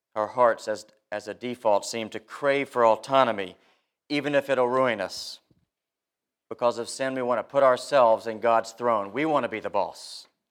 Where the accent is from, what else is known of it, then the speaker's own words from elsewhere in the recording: South Carolina, United States; moved away; Growing up in South Carolina, people from time to time took a snooze on Sunday during the sermon